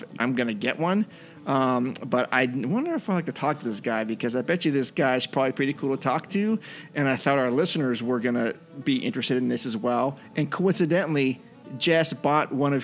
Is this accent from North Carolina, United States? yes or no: no; Northern California, United States; I'm from Northern California.